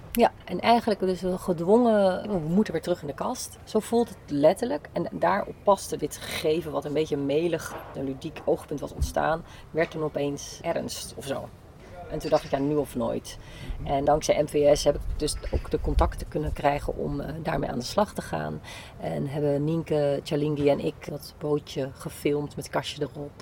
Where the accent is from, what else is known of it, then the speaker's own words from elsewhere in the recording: Zeeland, Netherlands; moved away as an adult; also born or lived in Delft; now in Amsterdam, Netherlands; Zeeuws getogen